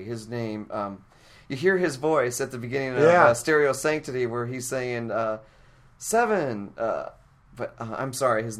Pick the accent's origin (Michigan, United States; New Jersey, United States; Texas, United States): Michigan, United States; moved away; I'm from Michigan. I'm a pretty conservative person. I'm a thrifty person